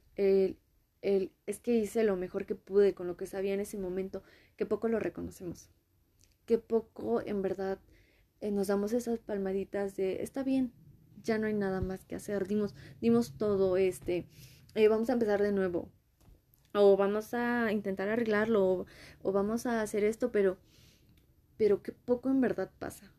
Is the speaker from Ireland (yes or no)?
no; Mexico; yo soy de México, Latinoamérica.